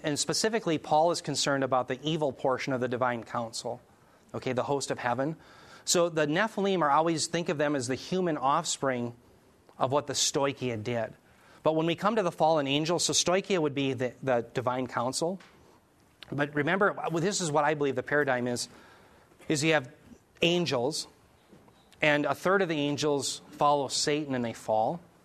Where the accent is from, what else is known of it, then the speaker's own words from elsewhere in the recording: United States; I'm part of the United States of America